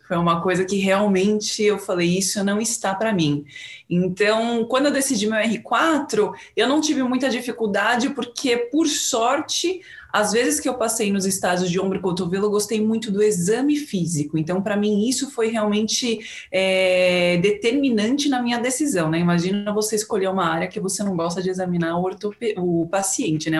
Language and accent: Portuguese; São Paulo, Brazil; eu sou de São Paulo